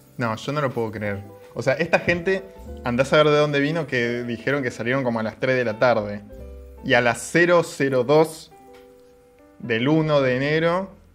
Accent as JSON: {"language": "Spanish", "region": "Patagonia", "country": "Argentina", "tie": "born or raised there", "said": "los que somos este, bambis patagónicos"}